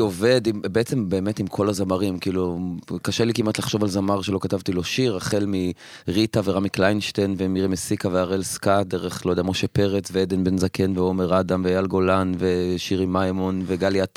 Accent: Afula, Northern District, Israel; moved away as an adult; now in Tel Aviv, Israel; אני במקור מעפולה. ואני כרגע גר בתל אביב

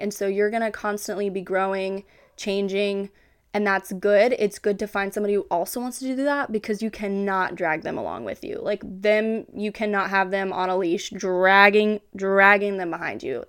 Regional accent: Kansas, United States; even though I'm from Kansas, I'm a Kansas girly

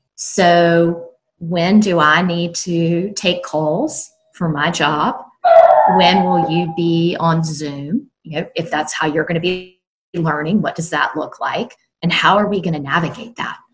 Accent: South Carolina, United States; now in North Carolina, United States; I live now in North Carolina, and I'm originally from South Carolina.

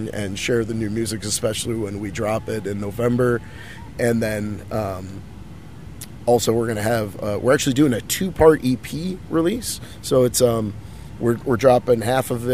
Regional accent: Chicago, Illinois, United States; now in Los Angeles, United States; I'm originally from Chicago

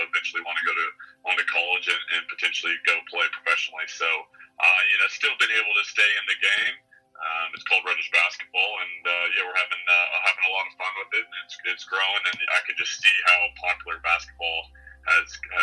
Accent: Nebraska, United States; moved away as an adult; also born or lived in Florida / Arizona; now in Australia; growing up in Nebraska

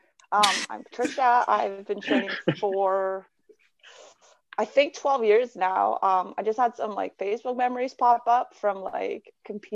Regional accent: Canada; as a Canadian

